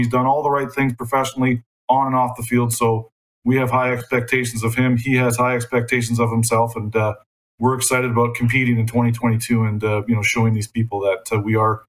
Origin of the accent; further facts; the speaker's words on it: Canada; As a Canadian and a guy who's worked and played in amateur football in Canada